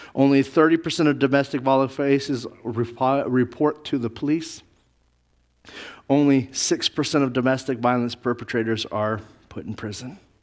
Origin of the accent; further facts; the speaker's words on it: Navajo and Zuni reservations, Southwest, United States; I grew up on the Navajo Zuni reservations